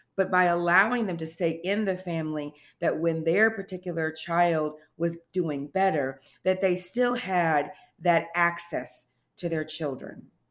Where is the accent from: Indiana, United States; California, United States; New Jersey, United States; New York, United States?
Indiana, United States; Indianapolis; moved away as an adult; now in Tennessee, United States; I am originally from Indianapolis, Indiana